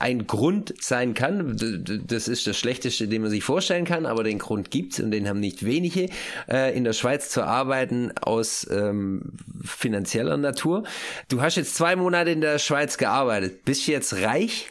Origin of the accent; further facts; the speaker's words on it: Germany; moved away; also born or lived in Switzerland; wenn von vornherein klar ist, dass man aus Deutschland kommt